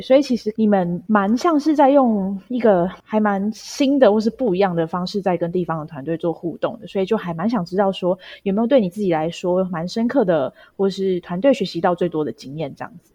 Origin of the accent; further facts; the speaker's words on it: Taiwan; 我们身为台湾人